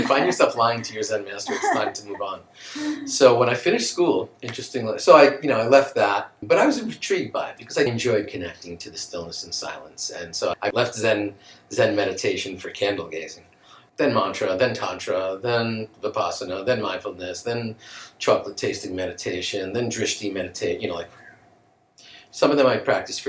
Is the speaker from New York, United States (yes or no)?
yes; New York, United States; there was a school strike growing up in New York. And so my parents sent me to Kfar Silva in Ashkelon.